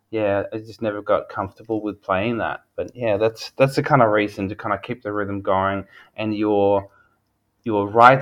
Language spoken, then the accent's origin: English; Sweden; now in Australia; where I grew up in Sweden, and then coming here to Australia